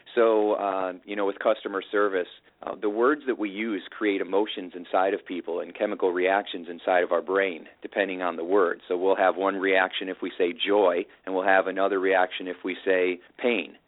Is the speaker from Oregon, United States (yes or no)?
no; Indiana, United States; I've got my uh, farmer wisdom growing up in Indiana